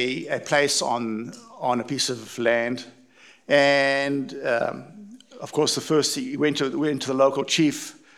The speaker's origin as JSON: {"language": "English", "town": "East London", "region": "Eastern Cape", "country": "South Africa", "tie": "born or raised there", "moved": "yes", "said": "I was brought up in East London in South Africa, for those of you who haven't caught the accent."}